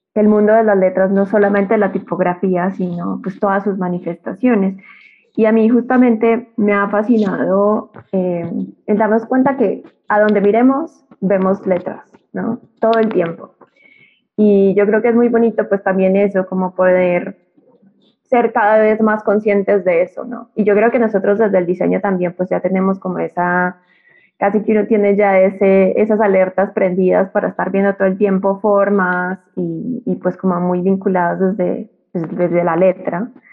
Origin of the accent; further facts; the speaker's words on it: Colombia; moved away as an adult; now in Mexico City, Mexico; soy una colombiana que vive en Ciudad de México y me vine a estudiar acá la maestría